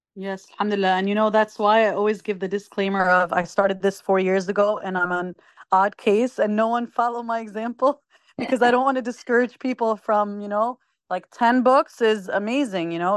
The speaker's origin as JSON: {"language": "English", "region": "New Jersey", "country": "United States", "tie": "born or raised there", "said": "I was born and raised in the United States, in the state of New Jersey"}